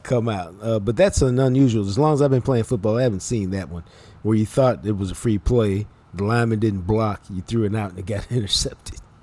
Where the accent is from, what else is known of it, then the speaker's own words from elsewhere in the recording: Dallas, Texas, United States; I'm from Dallas